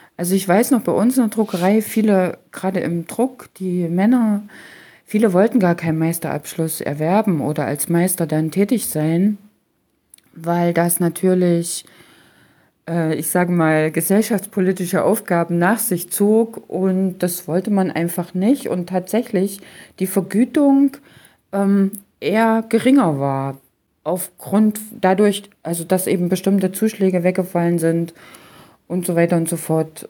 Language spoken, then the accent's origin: German; Halle-Leipzig area, Germany; Ich selbst stamme ja aus der Region Halle-Leipzig